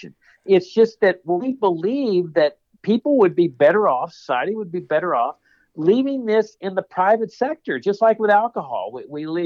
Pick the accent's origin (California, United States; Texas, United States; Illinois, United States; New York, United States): Texas, United States; Laredo; I grew up in Laredo, Texas, which is on the U.S.-Mexico border